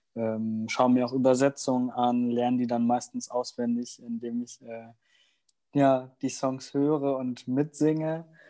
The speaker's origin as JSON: {"language": "German", "country": "Germany", "tie": "born or raised there", "first_language": "German", "said": "ich bin in Deutschland groß geworden und deswegen ist Deutsch meine Muttersprache"}